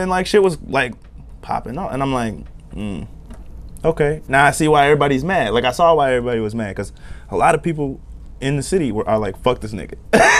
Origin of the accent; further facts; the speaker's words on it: Florida, United States; I live in the suburbs. You know what I'm saying? I'm from Florida.